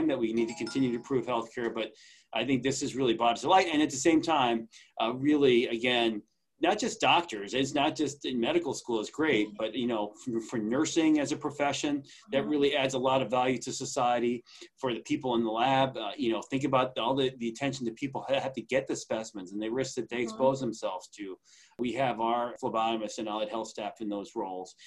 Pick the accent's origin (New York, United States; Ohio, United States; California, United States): New York, United States; Long Island; I grew up on Long Island.